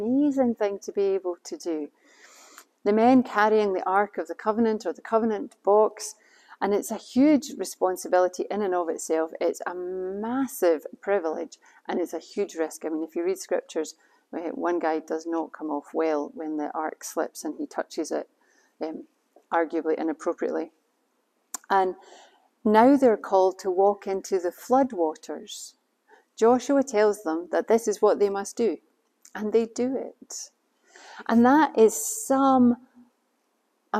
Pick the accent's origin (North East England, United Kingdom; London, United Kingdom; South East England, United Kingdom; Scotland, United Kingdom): Scotland, United Kingdom; We're Scottish after all